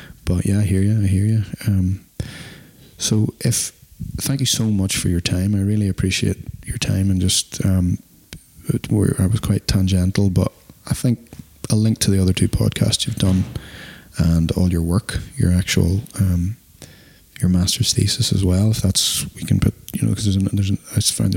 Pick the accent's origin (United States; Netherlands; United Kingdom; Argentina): United Kingdom; Northern Ireland; now in Australia; I'm obviously originally from Northern Ireland